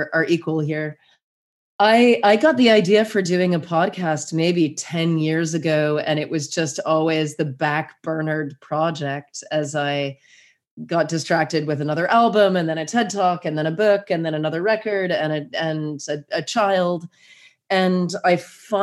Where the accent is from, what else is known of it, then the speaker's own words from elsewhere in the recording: United States; moved away as an adult; now in Havelock North, New Zealand; I could fly home to America any old time